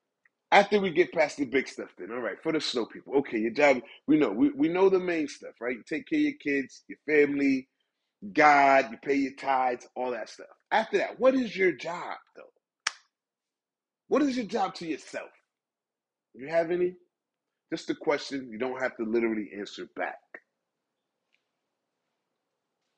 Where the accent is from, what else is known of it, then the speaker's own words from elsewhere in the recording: United States; As an American